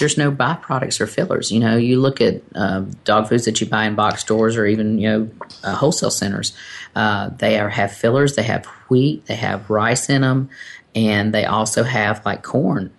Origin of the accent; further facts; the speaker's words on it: North Carolina, United States; now in Texas, United States; I am originally from North Carolina